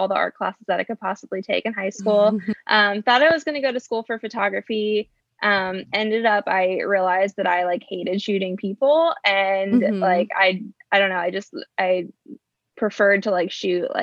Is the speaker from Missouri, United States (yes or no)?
no; Mechanicsburg, Pennsylvania, United States; moved away as an adult; now in Lancaster, United States; I'm actually originally from a small town called Mechanicsburg, Pennsylvania, which is about an hour outside of Lancaster